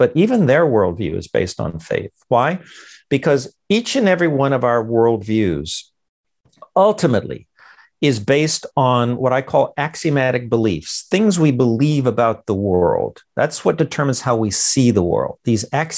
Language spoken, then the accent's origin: English; Los Angeles, California, United States; I was born in East LA, in the Mexican barrio.